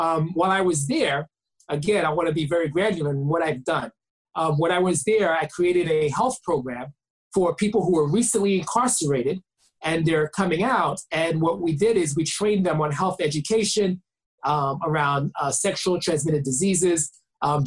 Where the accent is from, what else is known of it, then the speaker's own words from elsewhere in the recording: New York City, New York, United States; I am Haitian American. I was born in Brooklyn, New York by two amazing parents, Haitian immigrants.